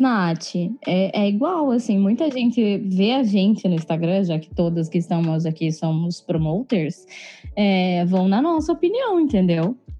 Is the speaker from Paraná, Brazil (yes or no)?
yes; Curitiba, Paraná, Brazil; sou curitibana